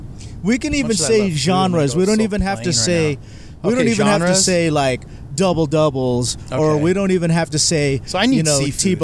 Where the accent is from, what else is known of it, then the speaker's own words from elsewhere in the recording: Philippines; My four, I have to say Filipino food because I'm Filipino.